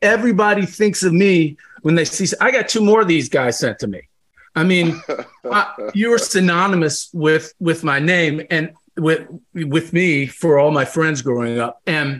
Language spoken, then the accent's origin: English; Kentucky, United States; also born or lived in Los Angeles; now in Austin, United States; growing up in Kentucky